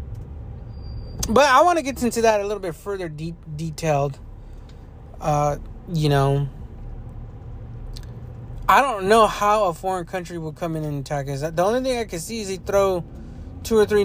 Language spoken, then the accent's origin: English; Southern California, United States; I grew up here in California, Southern California